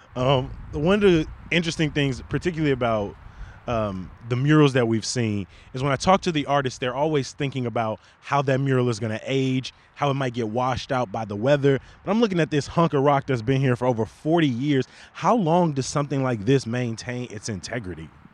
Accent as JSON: {"language": "English", "town": "Chicago", "region": "Illinois", "country": "United States", "tie": "born or raised there", "said": "born and raised in Chicago"}